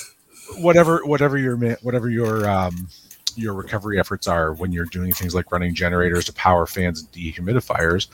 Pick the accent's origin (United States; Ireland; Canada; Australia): Canada; London, Ontario; I grew up in London